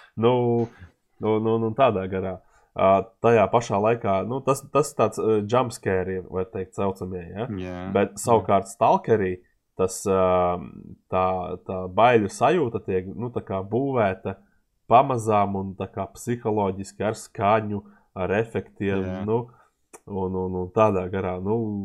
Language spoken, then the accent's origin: Latvian; Latvia; esam no Latvijas